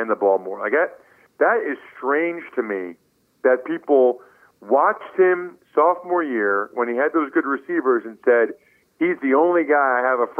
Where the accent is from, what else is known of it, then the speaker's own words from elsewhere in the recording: eastern Pennsylvania, United States; our hometown in eastern Pennsylvania